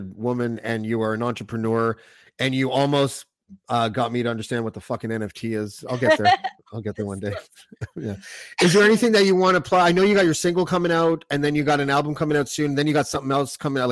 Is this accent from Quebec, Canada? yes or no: yes; Montreal, Quebec, Canada; moved away; also born or lived in Toronto, Canada; I was born in Montreal.